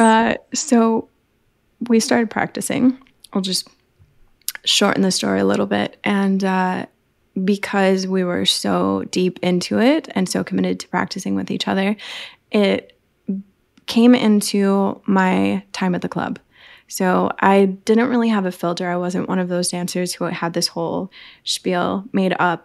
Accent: Madison, Wisconsin, United States; I was born in the Midwest in Madison, Wisconsin. So I am a farm girl of the heartland of the, the Midwest

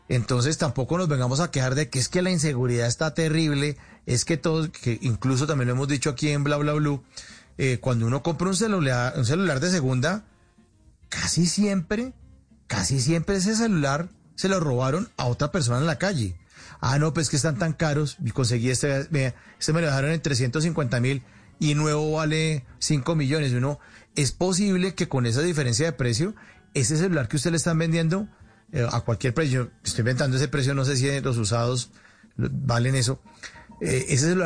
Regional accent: Colombia; O sea, uno también como colombiano o como pues personaje ciudadano normal se está prestando para un delito.

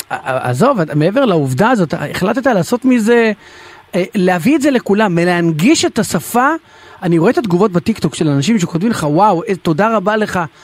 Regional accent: Israel; אני ישראלי. נולדתי בארץ

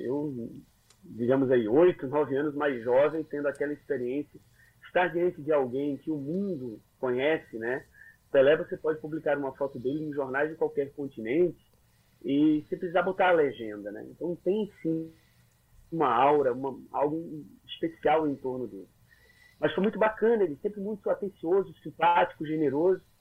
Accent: Pernambuco, Brazil; accent: Pernambucano; Aí eu comecei a puxar o, o, o sotaque pernambucano ainda mais pro sertão

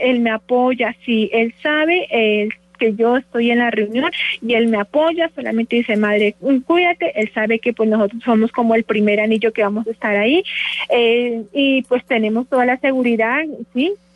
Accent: Nariño, Colombia; moved away as an adult; now in Bogotá, Colombia; de Nariño. Yo soy de Paz.

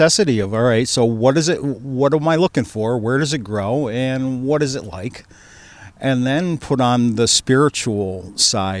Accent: Niantic, Connecticut, United States; I grew up in Nyanic.

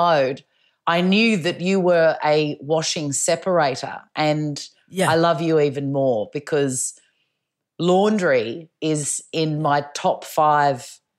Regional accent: Melbourne, Victoria, Australia; I wear a lot of black, but I'm from Melbourne, so that's in my DNA.

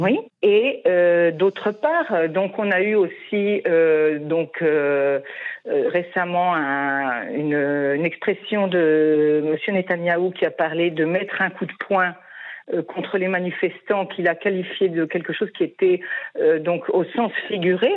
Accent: France; now in Israel; en tant que Français

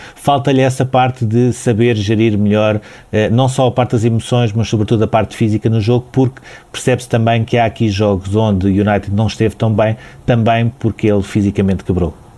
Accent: Portugal; enquanto portugueses

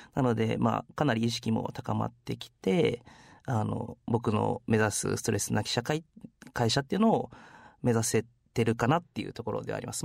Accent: Iwakuni, Yamaguchi, Japan; 初め僕、山口の岩国市っていう本当ど田舎出身なんですけど

